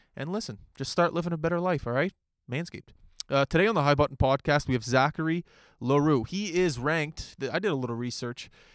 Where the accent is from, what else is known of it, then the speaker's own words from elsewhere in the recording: Halifax, Nova Scotia, Canada; I skated in Halifax